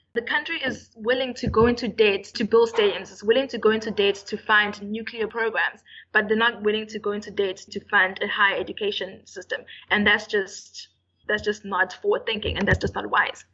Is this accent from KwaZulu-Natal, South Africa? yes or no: yes; Durban, KwaZulu-Natal, South Africa; UKZN, I'm from Durban